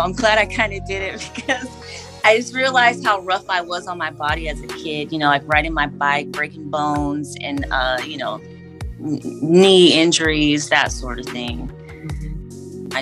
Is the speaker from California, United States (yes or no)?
yes; San Francisco Bay Area, California, United States; also born or lived in Oakland / Daly City; I can claim the entire Bay Area. When I say that, I mean, I was born in San Francisco at St. Luke's Hospital